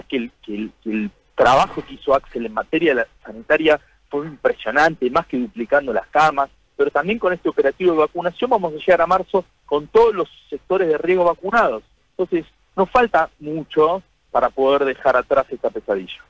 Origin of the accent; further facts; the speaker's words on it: Argentina; nos tiene que poner orgullosos como argentinos